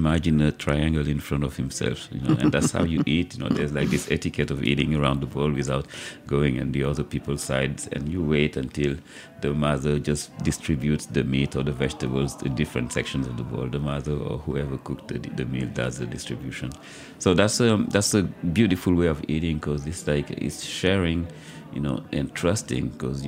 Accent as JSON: {"language": "English", "region": "Dakar", "country": "Senegal", "tie": "born or raised there", "also_born_or_lived": "Casamance", "moved": "as an adult", "lives_now": "New York City, United States", "said": "who were born and raised in Dakar"}